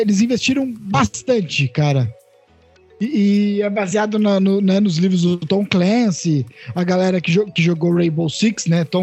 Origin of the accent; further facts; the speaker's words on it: Ribeirão Preto, São Paulo, Brazil; Cara, a gente é de Ribeirão Preto, a gente sabe bem que ser cura também é foda.